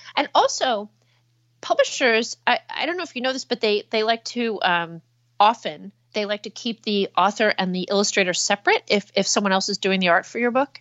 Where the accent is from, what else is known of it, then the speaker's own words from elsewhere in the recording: New Jersey, United States; I'm from New Jersey